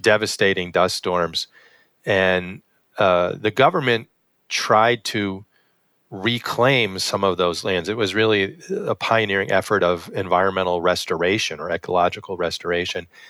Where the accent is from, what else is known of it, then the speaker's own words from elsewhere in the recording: West Hartford, Connecticut, United States; now in Buffalo, United States; I grew up in West Hartford, Connecticut